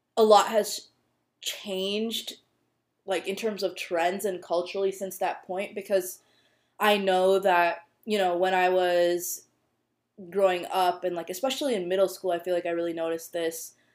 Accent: United States; a brown Indian girl growing up in the U.S.

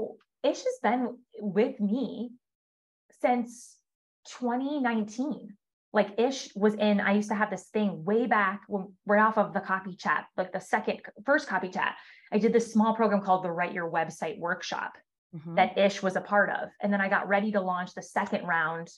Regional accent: Syracuse, New York, United States; moved away; also born or lived in Atlanta / Miami; Syracuse, New York, which is my hometown

